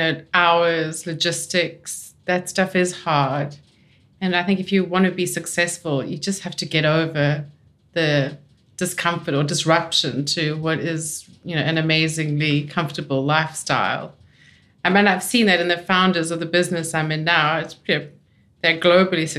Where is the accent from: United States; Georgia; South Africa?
South Africa; also born or lived in London; now in Australia; I'm South African